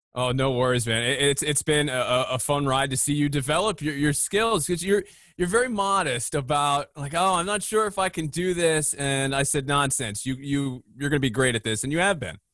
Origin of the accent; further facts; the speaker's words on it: Philadelphia, Pennsylvania, United States; growing up in the Philadelphia area, you're right in the smack dab middle of a big sports area